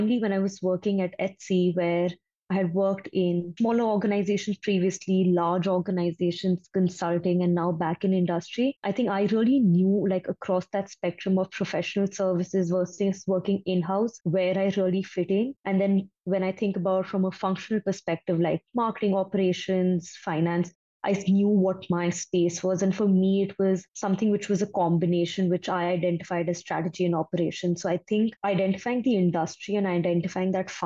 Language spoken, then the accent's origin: English; Delhi, India; moved away as an adult; also born or lived in Thailand; I'm basically born and brought up in Delhi